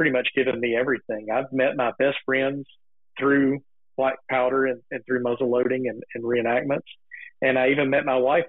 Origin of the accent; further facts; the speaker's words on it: Macon, Georgia, United States; now in Tennessee, United States; I grew up outside of Macon, Georgia.